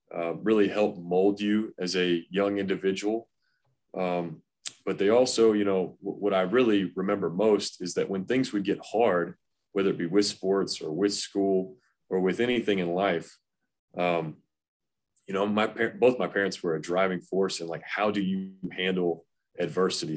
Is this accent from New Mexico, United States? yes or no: no; Knoxville, Tennessee, United States; I grew up in Knoxville, Tennessee.